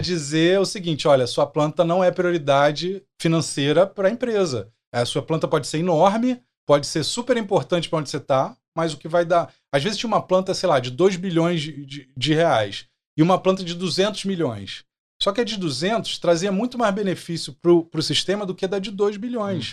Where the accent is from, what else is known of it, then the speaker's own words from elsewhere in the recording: São Gonçalo, Rio de Janeiro, Brazil; also born or lived in Méier, Rio de Janeiro / Lapa, Rio de Janeiro / Macaé; nasci no Meia, e aí eu fui para São Gonçalo porque meu pai queria uma casa para criar os filhos